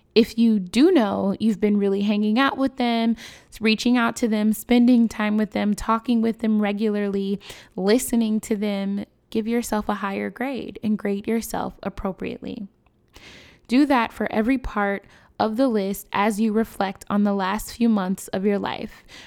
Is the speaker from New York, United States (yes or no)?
no; Chicago, Illinois, United States; My hometown, Chicago, we are no stranger to gun violence